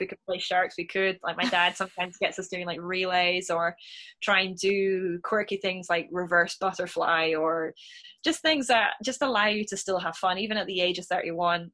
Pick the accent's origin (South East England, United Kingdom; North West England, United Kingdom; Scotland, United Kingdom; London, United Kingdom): Scotland, United Kingdom; me being a Scot